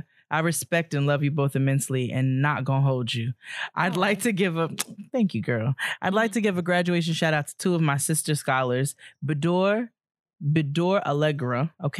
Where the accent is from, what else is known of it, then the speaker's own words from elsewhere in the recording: Brooklyn, New York, United States; I'm back in my hometown of Brooklyn, and come on, researching race, gentrification, and inequality.